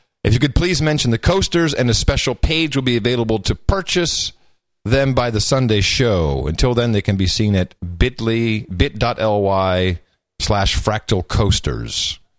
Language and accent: English; Arlington, Virginia, United States; moved away; I was born in Arlington Hospital.